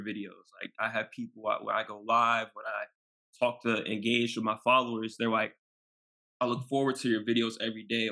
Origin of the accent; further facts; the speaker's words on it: Maryland, United States; I'm from Maryland